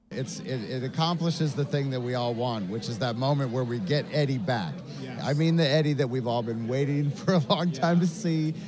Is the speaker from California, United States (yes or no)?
yes; Los Angeles, California, United States; I'm um, from Los Angeles, California, born and raised